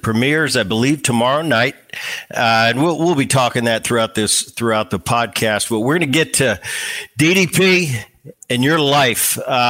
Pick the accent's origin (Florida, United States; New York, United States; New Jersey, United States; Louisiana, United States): New Jersey, United States; Cherry Hill; I grew up in Jersey. We grew up close to each other. I was in the Cherry Hill area.